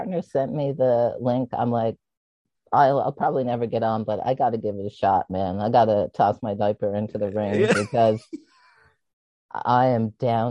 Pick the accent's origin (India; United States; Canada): Canada; the Maritimes; I'm from the Maritimes, so we have nicknames on nicknames. So since I was a baby, everybody called me